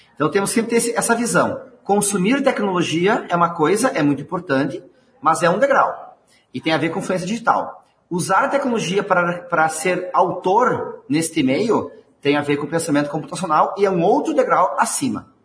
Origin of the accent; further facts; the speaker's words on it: Rio Grande do Sul, Brazil; accent: gaúcho; sou aqui do Rio Grande do Sul